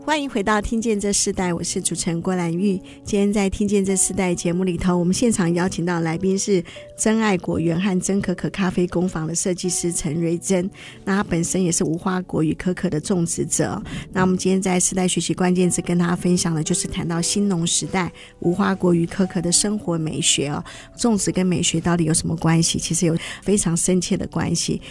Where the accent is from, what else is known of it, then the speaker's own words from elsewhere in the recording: Hsinchu, Hsinchu City, Taiwan; 结果小时候就住在那附近啊